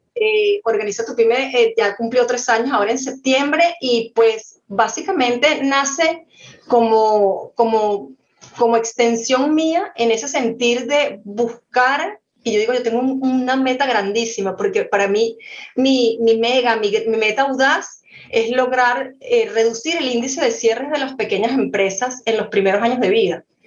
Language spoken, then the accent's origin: Spanish; Venezuela; soy venezolana, siempre llevo el gentilicio por delante